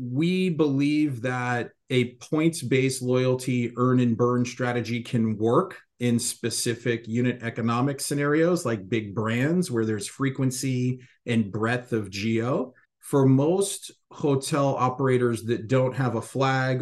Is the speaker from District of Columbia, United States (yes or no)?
yes; Washington, District of Columbia, United States; Growing up on the East Coast, I grew up in the Washington, D.C. area